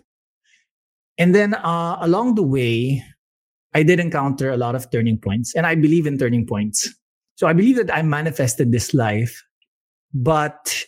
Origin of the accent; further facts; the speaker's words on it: Manila, Metro Manila, Philippines; also born or lived in Baguio City, Philippines; I was born in Baguio City, one of the few people born in that city. And when I was young, we moved to Manila when my parents split up, but managed to go to La Salle